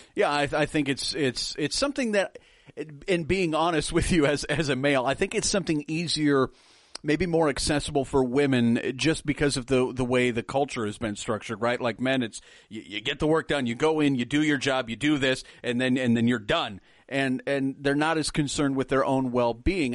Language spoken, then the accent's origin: English; Nebraska, United States; I'm from Nebraska